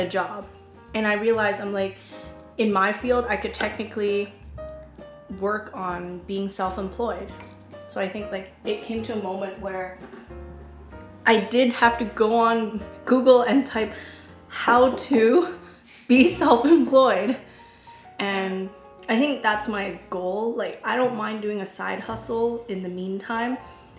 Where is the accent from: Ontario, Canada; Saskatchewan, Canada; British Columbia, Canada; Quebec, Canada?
British Columbia, Canada; Vancouver; now in Toronto, Canada; I was born and raised in Vancouver